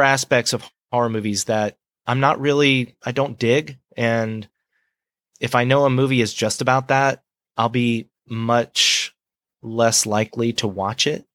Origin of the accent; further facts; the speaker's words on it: Gulf Breeze, Florida, United States; I'm from Gulf Breeze, Florida